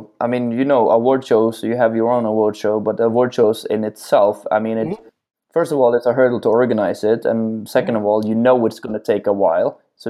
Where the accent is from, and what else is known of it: Norway; born or raised there; moved away as an adult; now in Bucharest, Romania